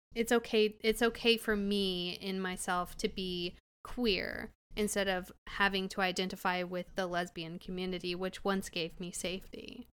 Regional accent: Illinois, United States; I'm from Illinois

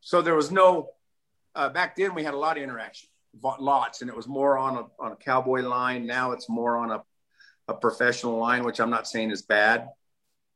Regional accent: California, United States; I'm the Californian

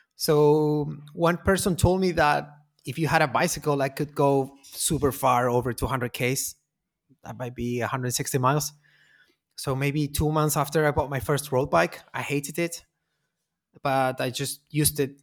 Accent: Punta Arenas, Magallanes and Chilean Antarctica, Chile; moved away as an adult; now in Santiago, Chile; I am from Punta Arenas, very far in Patagonia, very far south

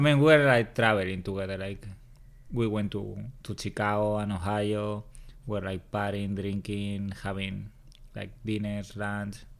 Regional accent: Madrid, Community of Madrid, Spain; first language Spanish; English is a second language; moved away as an adult; also born or lived in New York City; I'm from Madrid, Spain

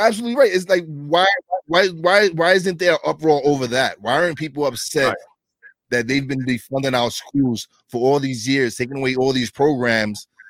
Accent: New York City, New York, United States; I'm from East New York, Brooklyn. It was one of the worst neighborhoods in New York City

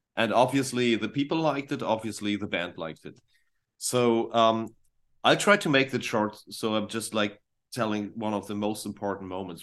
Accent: Northern Germany, Germany; English is a second language; for us Germans, when I'm, I'm from the north

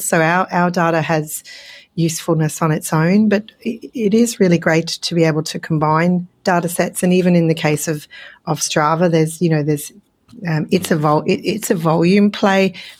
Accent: Australia; accent: Australian; it's my Australian accent popping in.

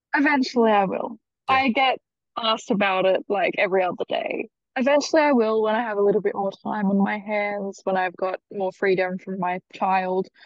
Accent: Australia; accent: Australian

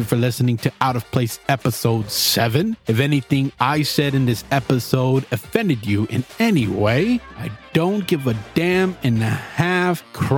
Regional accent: South Florida, United States; moved away as an adult; now in California, United States; Like growing up in South Florida

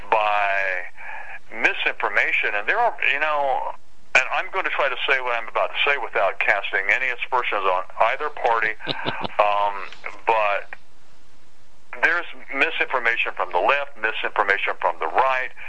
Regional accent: Concord, North Carolina, United States; moved away as an adult; also born or lived in Portland, Oregon; now in New Bern, United States; that's my hometown, Concord, North Carolina.

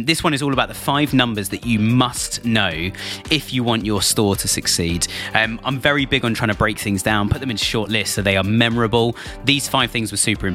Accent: United Kingdom; they heard my accent and said, oh, I know somebody else from the UK

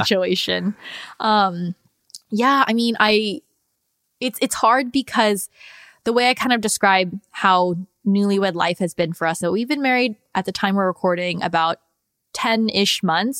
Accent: United States; how I grew up in the United States and them being immigrants

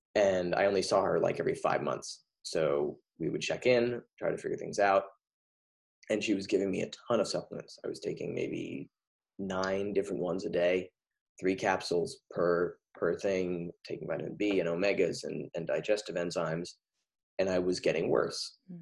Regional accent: near Montecito, California, United States; produced a concert for the mudslide victims in Montecito, right my right next to my hometown

